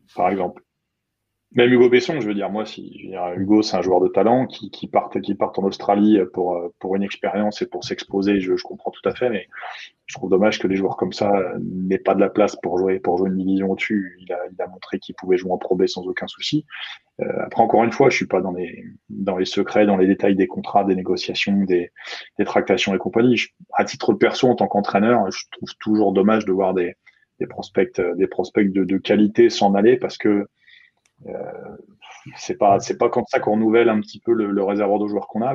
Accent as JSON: {"language": "French", "country": "France", "said": "chez nous en France"}